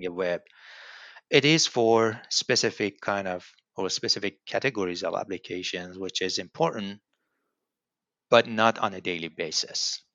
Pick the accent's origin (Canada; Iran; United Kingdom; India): Iran; Tehran, Tehran Province; moved away as an adult; now in Lincoln, United States; I'm from Iran. Uh, my hometown, I mean, home city is Tehran